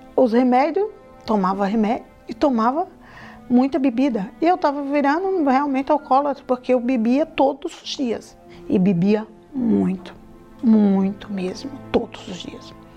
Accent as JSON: {"language": "Portuguese", "region": "Paraíba", "country": "Brazil", "tie": "born or raised there", "moved": "yes", "said": "eu vim da Paraíba"}